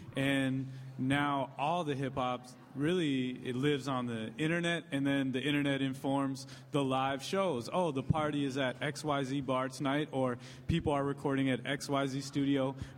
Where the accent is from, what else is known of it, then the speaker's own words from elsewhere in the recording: Chicago, Illinois, United States; someone growing up in Chicago